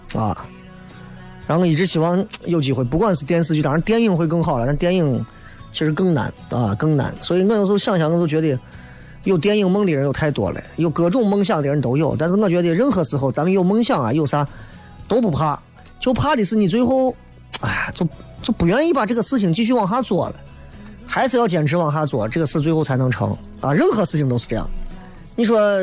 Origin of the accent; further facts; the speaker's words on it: Xi'an, Shaanxi, China; accent: Xi'an-flavoured Mandarin; 我讲的这都不已经，已经不算是方言了，讲的基本上都是西安味道的普通话了